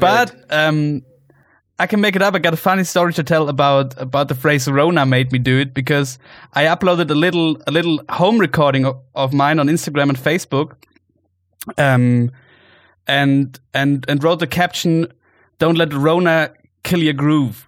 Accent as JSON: {"language": "English", "area": "Allgäu", "region": "Bavaria", "country": "Germany", "tie": "born or raised there", "lives_now": "Munich, Germany", "said": "you are in my hometown where I grew up"}